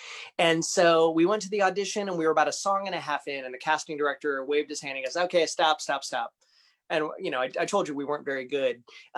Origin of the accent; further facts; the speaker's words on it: Ohio, United States; moved away as an adult; now in Florida, United States; Well, so I was born and raised in Ohio.